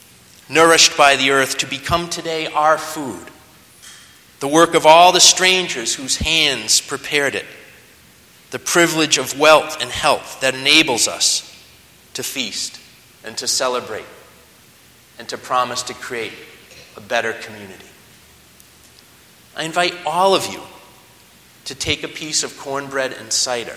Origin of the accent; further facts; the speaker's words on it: Leominster, Massachusetts, United States; I come from Leominster, Massachusetts, the birthplace of Johnny Appleseed